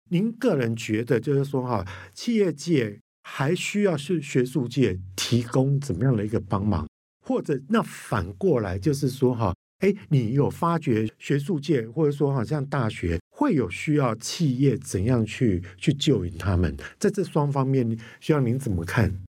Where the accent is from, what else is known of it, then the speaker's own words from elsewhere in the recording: Kaohsiung, Taiwan; 寿山动物园，我跟你讲到我的故乡欸